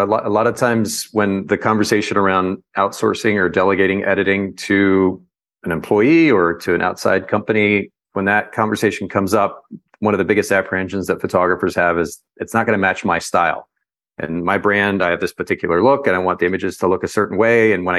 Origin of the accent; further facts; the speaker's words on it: Japan; My parents were Baptist missionaries. They were with a Baptist mission organization, and I grew up in Japan. We were there for about 10 years.